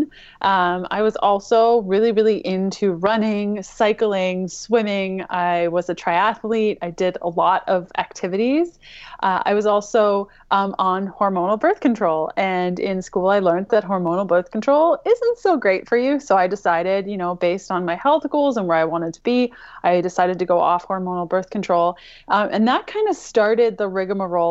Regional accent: Canada; I'm Canadian

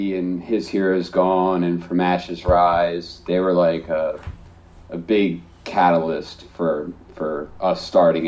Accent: New Jersey, United States; being from South Jersey, it is kind of like you don't really, you're in the shadow of Philly

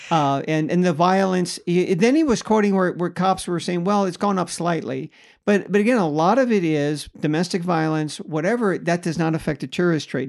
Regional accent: Bay Area, California, United States; now in Las Vegas, United States; I'm from the Bay Area

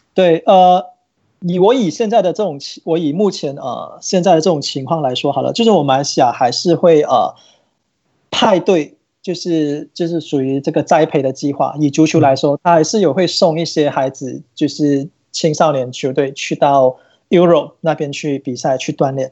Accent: Malaysia; 我应该是马来西亚这边，呃，收集到最完整的吧。

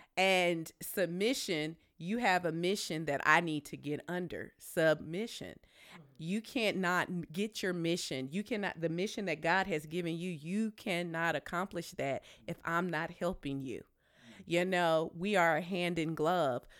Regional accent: Tennessee, United States; I'm from Tennessee.

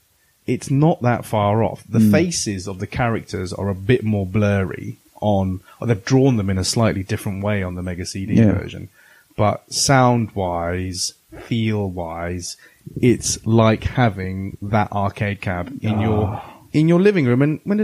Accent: England, United Kingdom; being English, well, English slash British slash lala

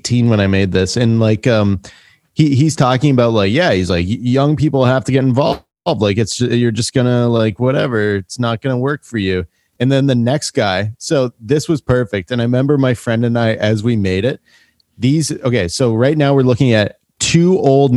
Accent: Michigan, United States; I went from where I grew up in Michigan to Dearborn, Michigan

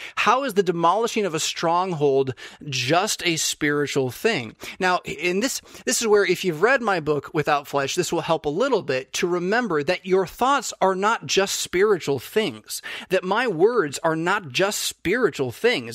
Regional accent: United States; as a United States citizen

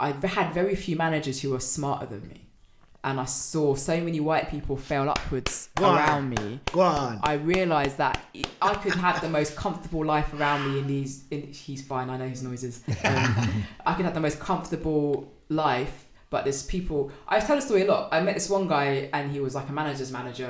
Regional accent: London, United Kingdom; I'm from North London

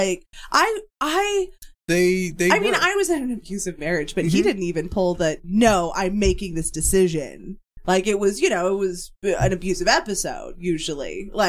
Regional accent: Utah, United States; Having lived in Springville, you know, that's where mm-hmm. I got to high school. I grew up in Utah.

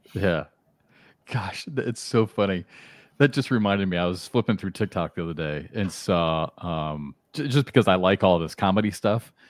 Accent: Iowa, United States; moved away; I'm from Iowa

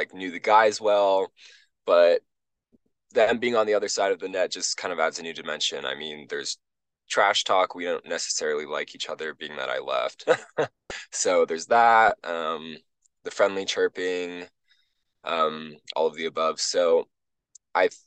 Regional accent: Honolulu, Hawaii, United States; moved away as an adult; also born or lived in Stanford, California; now in Utah, United States; I'm from Hawaii

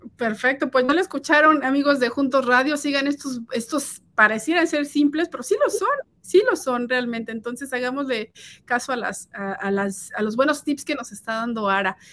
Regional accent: Mexico; now in United States; yo soy de México

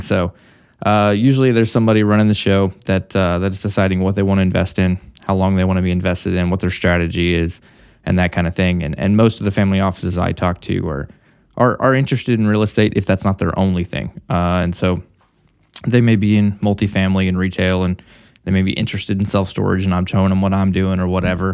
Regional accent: Missouri, United States; moved away as an adult; also born or lived in Texas; now in Dallas, United States; I'm from Missouri

